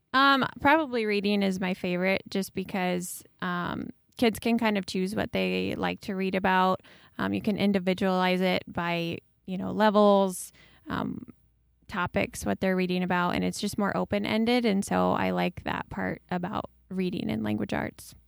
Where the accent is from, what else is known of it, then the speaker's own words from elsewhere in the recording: New Hartford, Iowa, United States; I grew up just down the street from Kaylee in New Hartford